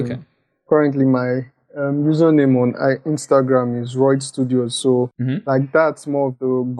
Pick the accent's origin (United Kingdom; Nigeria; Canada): Nigeria; Lagos; I'm from Lagos, Nigeria.